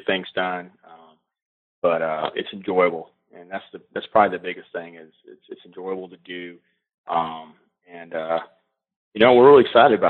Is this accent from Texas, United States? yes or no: yes; Texas, United States; moved away as an adult; also born or lived in Pearland, Texas; now in Moore County, North Carolina, United States; I'm from Texas